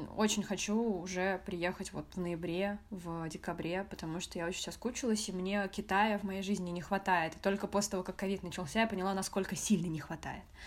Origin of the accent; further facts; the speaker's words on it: Moscow, Russia; first language Russian; Я родилась в Москве в семье китайско-вьетнамской. У меня мама китаянка, папа вьетнамец. Но родилась я в Москве и говорю на русском языке. А, мой первый и родной язык — это русский